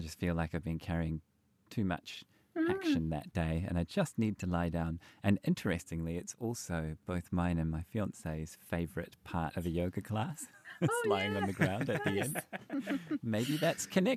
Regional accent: New Zealand; the culture that I grew up in New Zealand

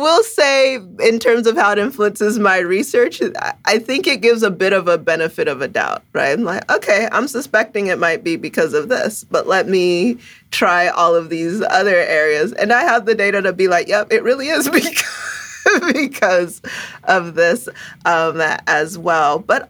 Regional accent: Ghana; first language Twi; English is a second language; also born or lived in Canada; So I was born in Canada. So I came from the cold weather, but quickly, when I was two, we moved to Ghana. So, you know, I was reminded of who I am. And my first language is Tree, and actually lived with my grandmother in Ghana.

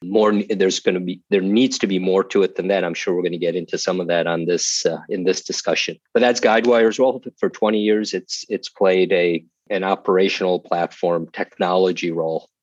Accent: Chicago, Illinois, United States; moved away; also born or lived in Austin, Texas; I'm from Chicago

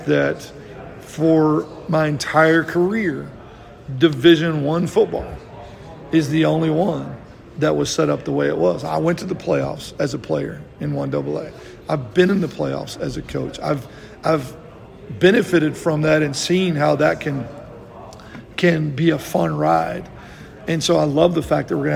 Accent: Texas, United States; moved away; I grew up in Texas

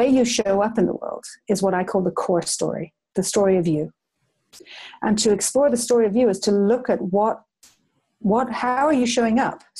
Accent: Ireland; when I was a child growing up in Ireland

